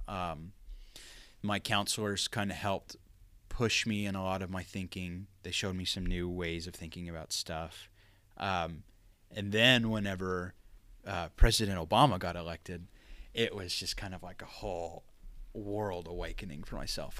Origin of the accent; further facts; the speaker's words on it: Pauls Valley, Oklahoma, United States; growing up in Paul's Valley